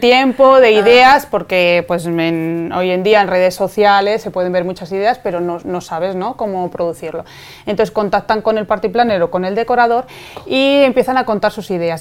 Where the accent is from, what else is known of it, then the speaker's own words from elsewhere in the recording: Spain; aquí en España